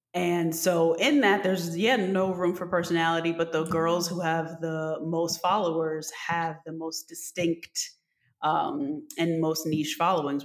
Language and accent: English; New Jersey, United States; we're from New Jersey